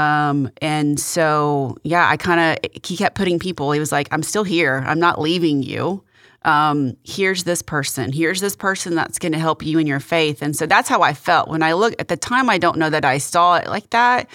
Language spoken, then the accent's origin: English; Victoria, Texas, United States; also born or lived in Kingsville, Texas; now in Houston, United States; my mom and my brother and I moved to Victoria. And we, um, I grew up there from second grade through, uh, high school